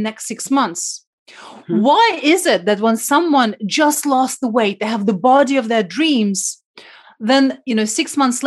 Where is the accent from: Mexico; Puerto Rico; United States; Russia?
Russia; Siberia; moved away; I was brought up in Siberia during communism time.